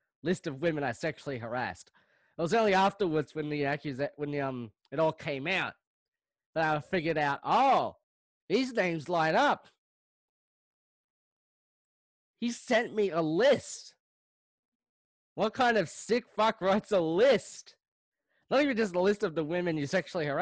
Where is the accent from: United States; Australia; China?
Australia; Moorabbin, Victoria; I'm from Australia, mate. I'm from Australia, mate. Born and raised.